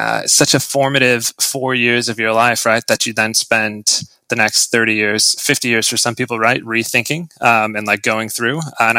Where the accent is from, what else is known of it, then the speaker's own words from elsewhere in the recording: Lansing, Michigan, United States; moved away as an adult; also born or lived in Hong Kong; now in Shanghai, China; growing up in the Midwest